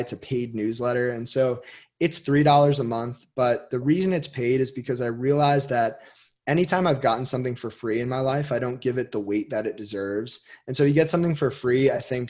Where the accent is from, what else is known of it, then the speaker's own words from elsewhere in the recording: Westfield, New Jersey, United States; I grew up with him in Westfield, New Jersey.